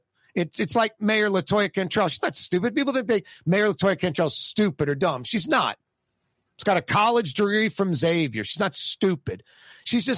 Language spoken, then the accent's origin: English; New Orleans, Louisiana, United States; I'm born and raised in New Orleans